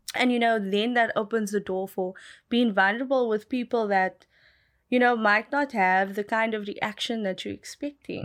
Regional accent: South Africa; I grew up in Malibu Village

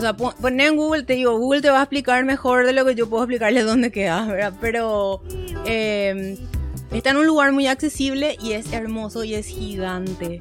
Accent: Paraguay; accent: Paraguayan; nuestra tonada se escuchaba como japonés

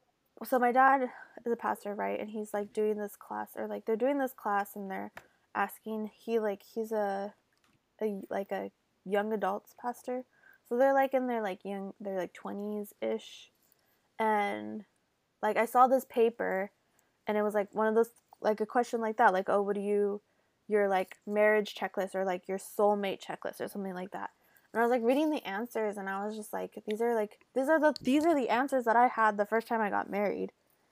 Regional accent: California, United States; It's like a suburban place.

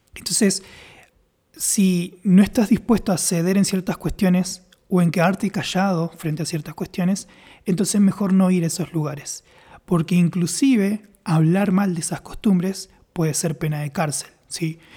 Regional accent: Argentina; moved away; yo soy de Occidente, estamos por ahí en Argentina

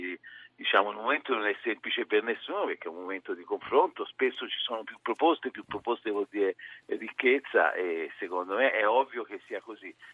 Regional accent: Tuscany, Italy; Io, come sentite dall'impressione, sono toscano

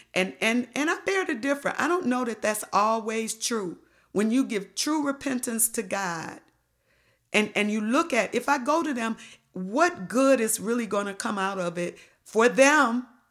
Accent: Detroit, Michigan, United States; moved away; I came from Detroit.

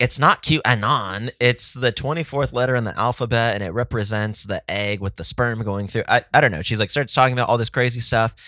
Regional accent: San Diego, California, United States; Oh, it's San Diego.

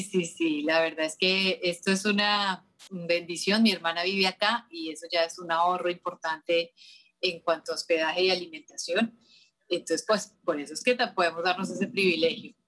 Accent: Colombia; moved away; nuestras colombianas

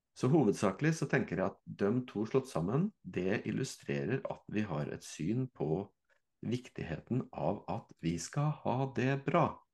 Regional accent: Fredrikstad, Østfold, Norway; jeg er fra Fredrikstad

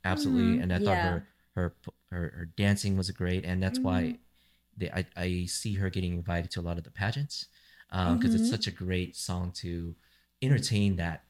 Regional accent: Santa Ana, California, United States; I grew up in Santa Ana here in California, surrounded by Latin music. So it's always going to be very familiar.

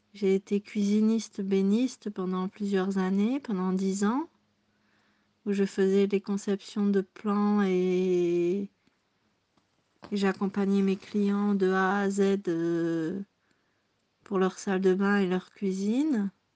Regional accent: near Lille, Hauts-de-France, France; accent: Ch'timi; moved away as an adult; also born or lived in southern Belgium; now in Burgundy, France; je suis née en Belgique de deux parents français, dans le sud de la Belgique, à la frontière belge.

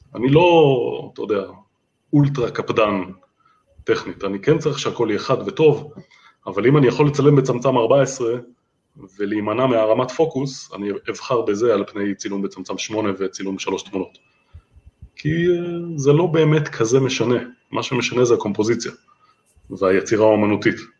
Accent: Holon, Tel Aviv District, Israel; אני יליד ואני עדיין גר בחולון

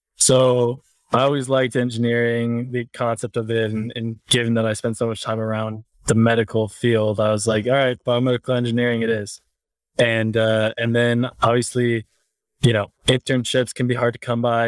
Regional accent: Cleveland, Ohio, United States; now in Salt Lake City, United States; We're both from the Cleveland area, um, Cleveland, Ohio. And then we, I mean, we've been in the same school since we were like sixth grade.

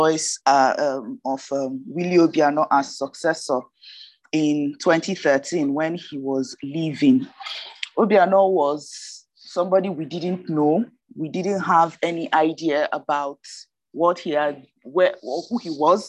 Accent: Ihiala, Anambra, Nigeria; I'm from Ihala local government, Ihala town

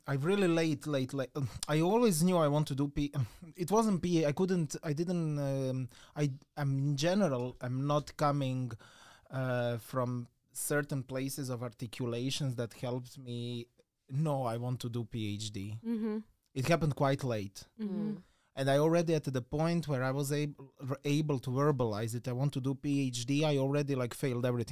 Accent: Croatia; moved away as an adult; I'm from an island

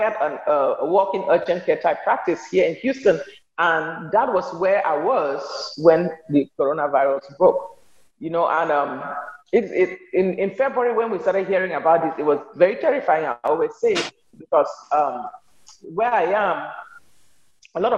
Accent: Cameroon; moved away as an adult; also born or lived in Nigeria / New York / Alexandria, Louisiana; now in United States; I'm from Cameroon. I'm a Cameroonian American

